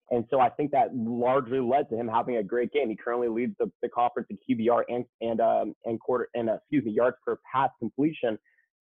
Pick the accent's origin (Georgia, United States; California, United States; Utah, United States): California, United States; Calabasas; from my hometown of Calabasas.